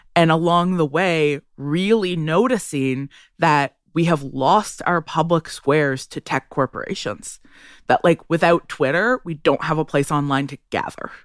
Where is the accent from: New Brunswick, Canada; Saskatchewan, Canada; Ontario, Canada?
Ontario, Canada; Ottawa; I grew up in Ottawa